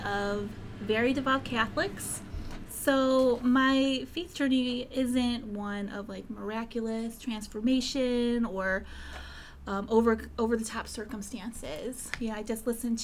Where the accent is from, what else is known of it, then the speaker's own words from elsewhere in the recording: Cleveland, Ohio, United States; I grew up in Cleveland